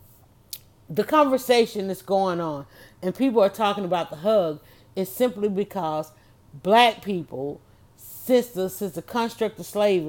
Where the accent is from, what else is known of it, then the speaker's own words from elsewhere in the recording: Atlanta, Georgia, United States; I'm from Atlanta